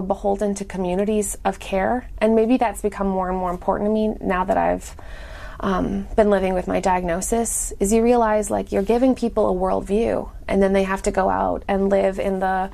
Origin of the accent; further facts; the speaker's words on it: Canada; now in Durham, United States; I live in Durham, North Carolina, but I'm from Canada